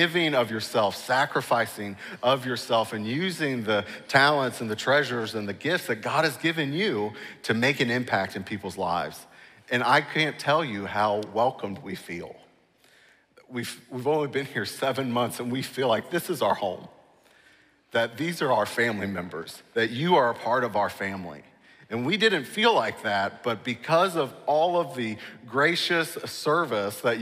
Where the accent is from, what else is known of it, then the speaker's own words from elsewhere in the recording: Cincinnati, Ohio, United States; moved away as an adult; also born or lived in New York City; I grew up here in Cincinnati